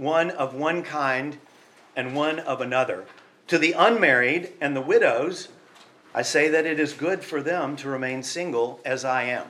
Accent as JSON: {"language": "English", "country": "United States", "said": "I'm from the United States"}